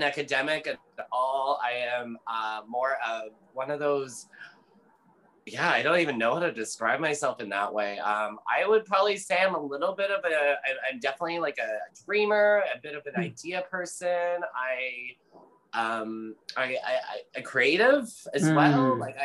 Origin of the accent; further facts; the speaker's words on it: Ontario, Canada; moved away as an adult; also born or lived in Calgary, Alberta; now in Vancouver, Canada; I was born in Alberta, actually Calgary, Alberta. And I've only lived really in Canada. So I, which is, you know, but I grew up in Ontario